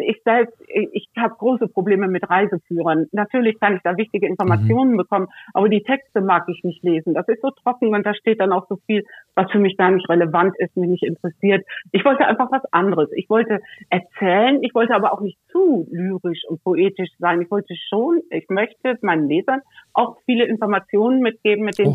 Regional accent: Cologne area, North Rhine-Westphalia, Germany; moved away; also born or lived in Northern Germany; ich komme aus dem, aus dem Kölner Raum

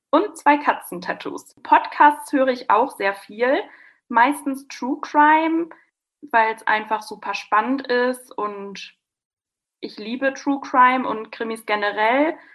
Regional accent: Westkirchen, North Rhine-Westphalia, Germany; now in Münster, Germany; Ich komme gebürtig auch nicht aus Münster, ich komme aus Westkirchen, was ein sehr kleines Dorf ist

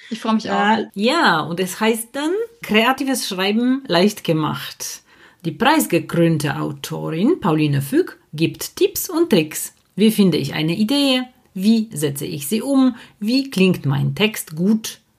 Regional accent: Poland; moved away; ich komme aus Polen

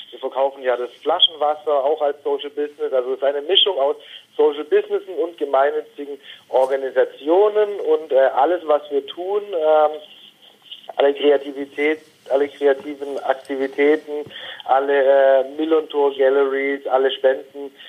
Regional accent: Baden-Württemberg, Germany; born or raised there

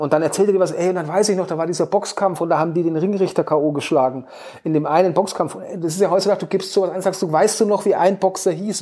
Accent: Hof, Bavaria, Germany; in meiner Heimatstadt in Hof. Meine Eltern leben hier auch

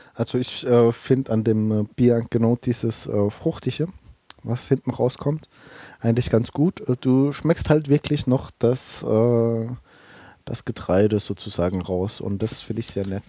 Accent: Bellheim, Rhineland-Palatinate, Germany; meine Heimat ist äh, Bellheim, das ist in der Pfalz, in der Südpfalz sozusagen

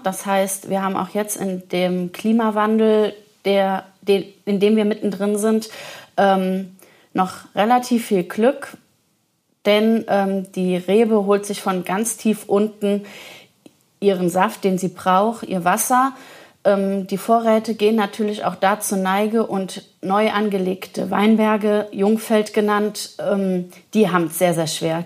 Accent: Leutesdorf, Rhineland-Palatinate, Germany; in meinem Heimatort Leutesdorf, Ortsweinkönigin

